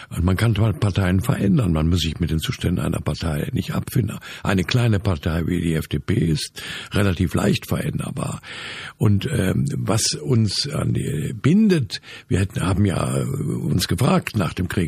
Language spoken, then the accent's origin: German; Dresden, Saxony, Germany; In meiner Heimatstadt Dresden gibt es zu Pegida eine Gegenbewegung.